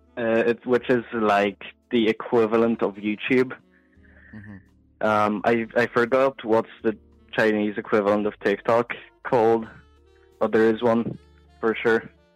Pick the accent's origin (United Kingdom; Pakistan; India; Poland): Poland; first language Polish; English is a second language